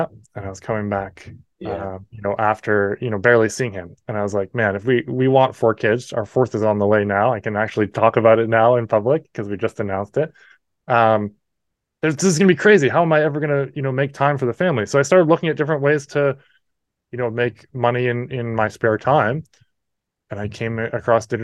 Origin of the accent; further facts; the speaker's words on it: New Brunswick, Canada; accent: Canadian; also born or lived in New Hampshire, United States; I'm in New Brunswick, Canada. I was born in New Hampshire, and we moved up when I was 3.